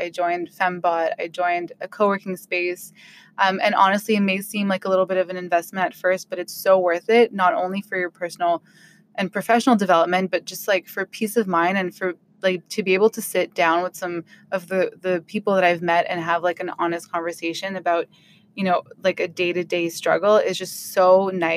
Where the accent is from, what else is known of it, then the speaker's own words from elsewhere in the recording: Ottawa, Ontario, Canada; I'm from Ottawa